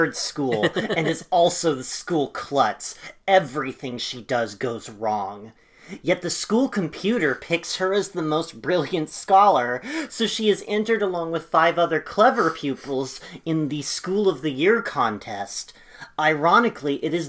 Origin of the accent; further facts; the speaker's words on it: Ireland; the experience of being Irish